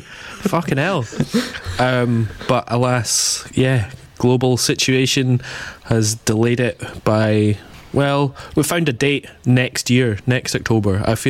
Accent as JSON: {"language": "English", "area": "the Highlands", "region": "Scotland", "country": "United Kingdom", "said": "I'm from the Highlands"}